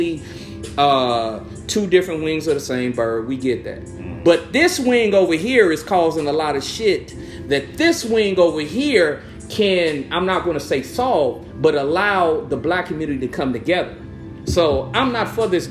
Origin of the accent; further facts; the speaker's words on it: Chicago, Illinois, United States; an area in Chicago that I grew up next to, I grew up in West Pullman